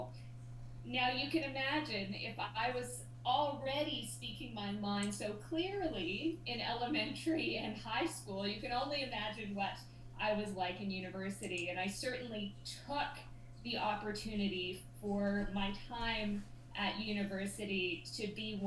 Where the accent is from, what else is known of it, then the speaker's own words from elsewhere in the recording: Whitehorse, Yukon, Canada; moved away; when I was a kid growing up in Whitehorse, Yukon